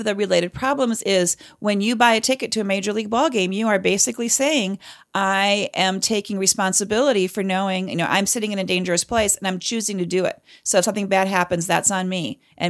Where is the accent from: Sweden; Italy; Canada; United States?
Canada; I'm a Canadian. I know better. I know how to stay neutral.